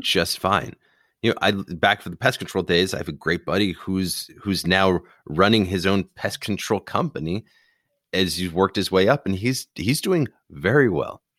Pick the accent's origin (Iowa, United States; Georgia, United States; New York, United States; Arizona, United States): Arizona, United States; Phoenix; my hometown, Phoenix